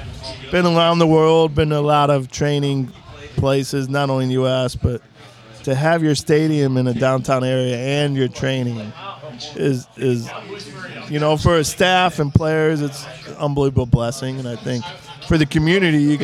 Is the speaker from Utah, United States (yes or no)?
no; Granite City, Illinois, United States; moved away as an adult; also born or lived in St. Louis; now in Akron, United States; we're from Granite City